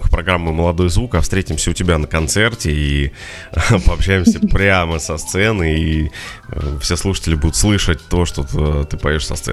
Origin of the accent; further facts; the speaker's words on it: Moscow, Russia; Нет, я из Москвы.